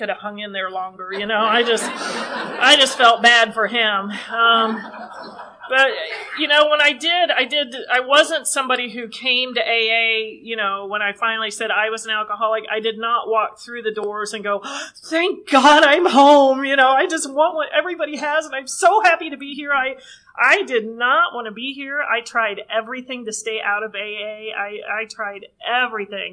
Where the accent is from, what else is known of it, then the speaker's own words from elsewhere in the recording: Oxford, Ohio, United States; also born or lived in Northern California; I grew up in Oxford, Ohio